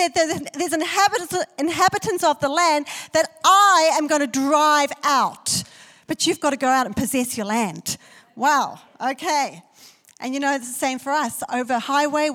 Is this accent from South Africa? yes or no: yes; South Africa; I was born in South Africa, and South Africa is a country of fear